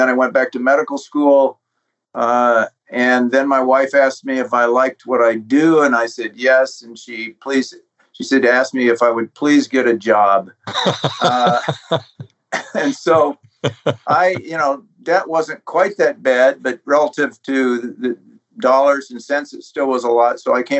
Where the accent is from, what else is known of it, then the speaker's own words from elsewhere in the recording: Tucson, Arizona, United States; also born or lived in American West; Well, I grew up in the West, as I followed my father around as he got his advanced degrees and ultimately ended up in Tucson, Arizona